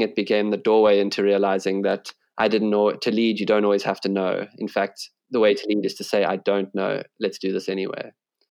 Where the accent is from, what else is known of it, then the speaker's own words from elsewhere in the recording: South Africa; being a South African